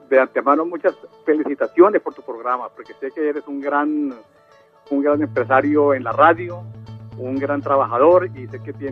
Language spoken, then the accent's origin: Spanish; Cali, Valle del Cauca, Colombia; now in United States; volviendo pues a, a, a mis raíces, yo vengo de Cali, llegué a Estados Unidos hace ya casi 40 años, soy arquitecto, de la Universidad del Valle